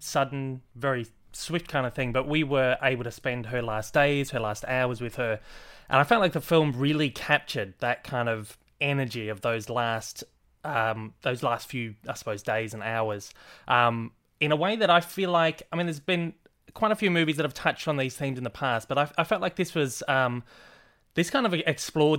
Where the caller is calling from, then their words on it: Australia; I'm calling from … Down Under YouTube channel here in Australia